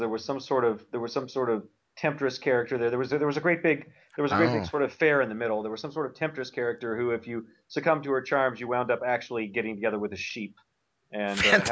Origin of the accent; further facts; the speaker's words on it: Independence, United States; moved away as an adult; also born or lived in Norman, Oklahoma; back home in my hometown of Independence